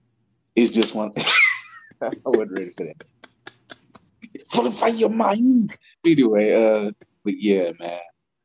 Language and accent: English; Louisiana, United States; I grew up in Louisiana.